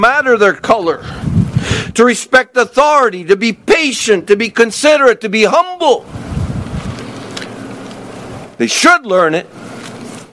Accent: the South, United States; moved away as an adult; I grew up in the South

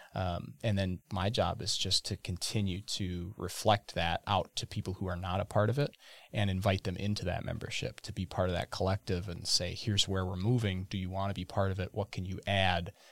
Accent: Burnett, Wisconsin, United States; I grew up in Burnett, Wisconsin, right off of Highway twenty-six in the shade of the Horicon Marsh

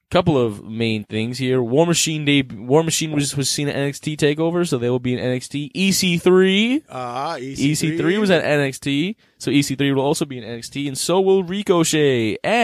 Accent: New York City, New York, United States; we're from the Big Apple

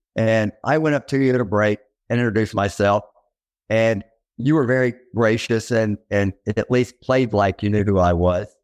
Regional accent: Little Rock, Arkansas, United States; also born or lived in Memphis, Tennessee; I grew up in Little Rock, Arkansas

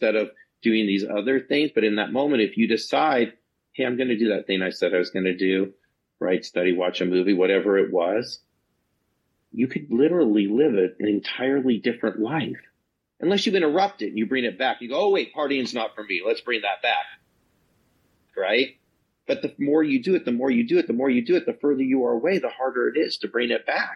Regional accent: Reno, Nevada, United States; also born or lived in Northern California; I grew up in Reno, Nevada, and Northern California

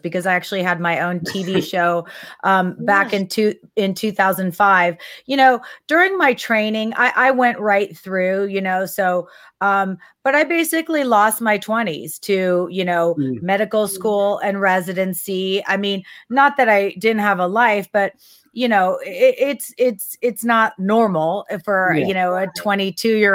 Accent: Texas, United States; moved away; also born or lived in San Francisco; I grew up in Texas

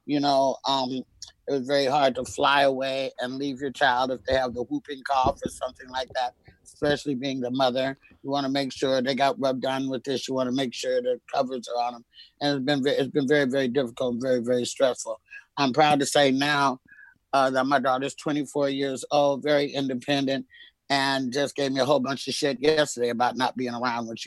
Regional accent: Oakland, California, United States; also born or lived in Castro Valley, California; I grew up in Oakland, but I was educated in the suburbs in Castro Valley, California

